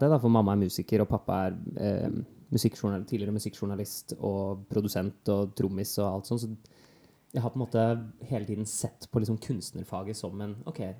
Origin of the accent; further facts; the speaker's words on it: Oslo, Norway; Jeg er fra Oslo, fra Bøler.